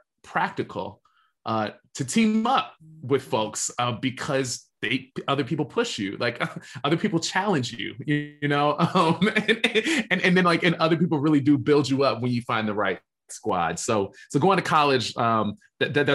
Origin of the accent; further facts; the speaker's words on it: Alexandria, Virginia, United States; now in Los Angeles, United States; I grew up in Alexandria, Virginia, which is right outside of our nation's capital